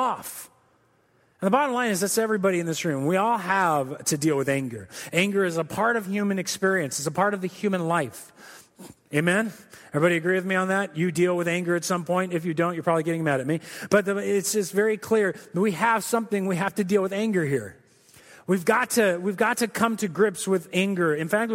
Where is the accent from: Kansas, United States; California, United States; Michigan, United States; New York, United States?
California, United States; Corona; moved away; I grew up in Southern California. I'm a Southern California kid. I came from Corona